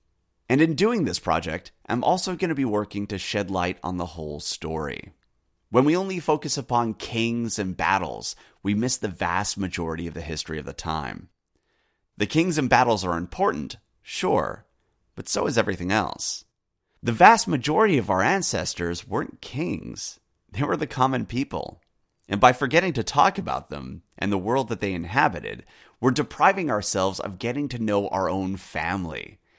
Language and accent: English; United States; also born or lived in United Kingdom; As a Brit growing up in the U.S., I had a unique perspective on history